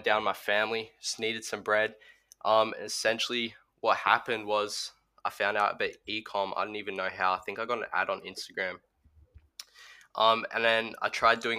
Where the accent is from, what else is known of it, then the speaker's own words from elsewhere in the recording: Australia; I'm Australian. I'm 15